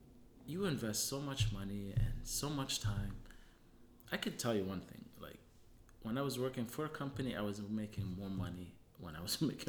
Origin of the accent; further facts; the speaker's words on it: Hamilton, Ontario, Canada; moved away as an adult; also born or lived in Germany / Tunisia; now in Winnipeg, Canada; I grew up in Hamilton